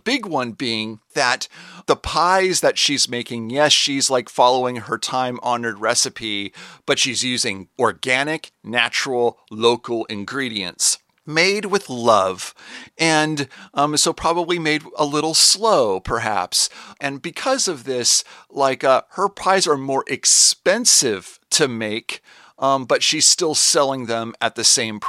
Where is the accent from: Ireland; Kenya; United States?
United States; Seattle, Washington; I'm from Seattle